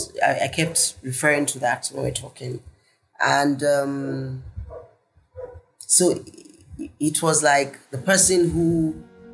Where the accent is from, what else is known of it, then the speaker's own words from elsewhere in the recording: the North, Northern Nigeria, Nigeria; moved away as an adult; also born or lived in Lagos, Nigeria; growing up in the North